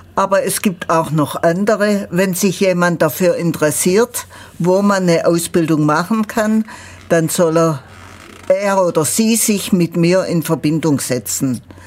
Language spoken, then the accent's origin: German; Ulm, Baden-Württemberg, Germany; accent: Ulmer Schwäbisch